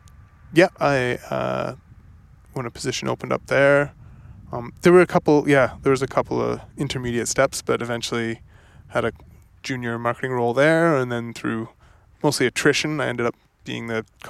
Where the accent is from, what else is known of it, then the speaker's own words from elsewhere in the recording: Oliver, British Columbia, Canada; I'm from Oliver.